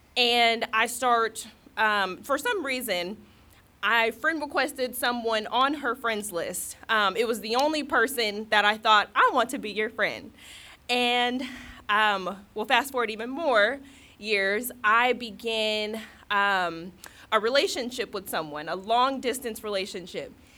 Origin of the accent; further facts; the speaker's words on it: California, United States; moved away; I was living in California at the time. I'm from California.